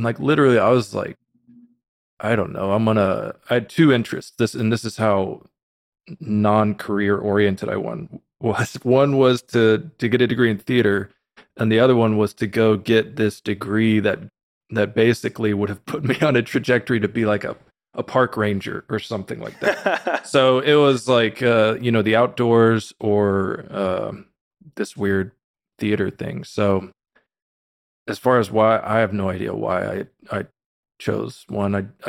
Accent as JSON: {"language": "English", "town": "Austin", "region": "Texas", "country": "United States", "tie": "born or raised there", "said": "But no, I was raised in the Austin, Texas area, a very normal, you know, middle class upbringing."}